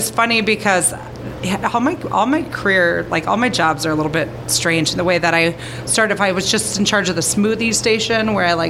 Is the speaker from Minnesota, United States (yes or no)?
yes; Edina, Minnesota, United States; From Edina.